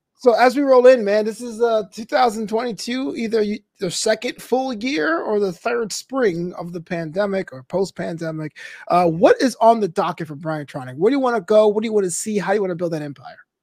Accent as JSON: {"language": "English", "region": "New York", "country": "United States", "tie": "born or raised there", "said": "my hometown New York"}